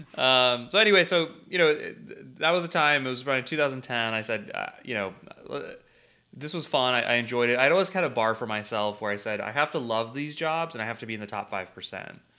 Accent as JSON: {"language": "English", "town": "St. Louis", "region": "Missouri", "country": "United States", "tie": "born or raised there", "said": "I was born and raised in Saint Louis."}